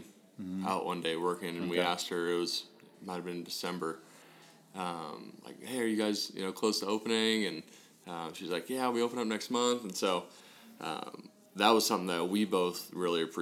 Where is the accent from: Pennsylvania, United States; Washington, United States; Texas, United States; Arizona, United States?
Arizona, United States; Scottsdale; moved away as an adult; also born or lived in Midwest; I'm from Scottsdale, Arizona originally and came out here because of a scholarship